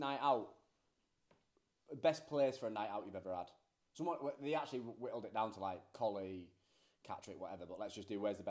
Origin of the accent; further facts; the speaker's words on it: United Kingdom; We're only British people that had been there for...